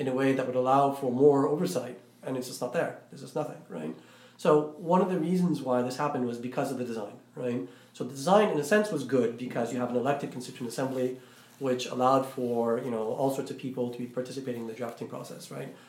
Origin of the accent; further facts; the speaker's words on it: Iraq; I'm Iraqi, I'm not uh, I'm not Egyptian, but then again, I'm not American